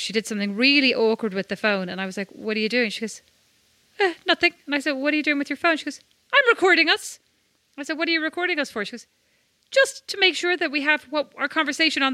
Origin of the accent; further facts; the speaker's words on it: Ireland; moved away as an adult; also born or lived in Paris / Milan; I'm Irish